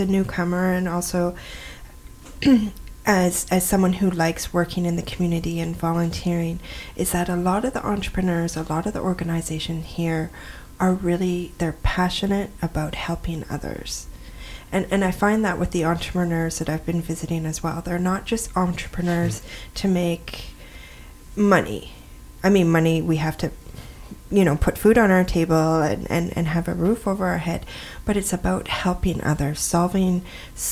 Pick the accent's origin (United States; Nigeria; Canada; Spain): Canada; Western Canada; I'm from there